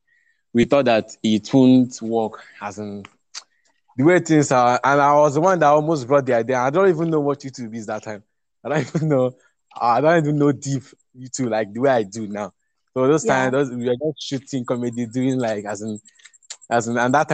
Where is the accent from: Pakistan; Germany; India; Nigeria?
Nigeria; Abia; I grew up in Abia State, and I attended my secondary school in Abia State, primary school in Abia State